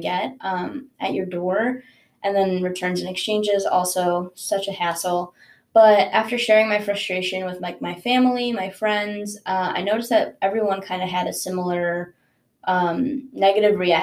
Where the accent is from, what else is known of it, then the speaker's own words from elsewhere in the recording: Chicago, Illinois, United States; also born or lived in Netanya, Israel; I'm originally from Netanya, Israel. I'm a first-generation college student, but we moved to Chicago when I was pretty young